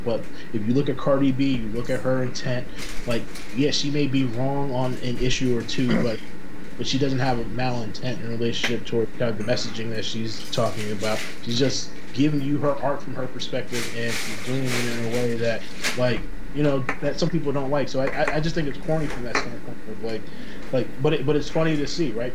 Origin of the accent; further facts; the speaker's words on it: Boston, Massachusetts, United States; I'm born and raised in Boston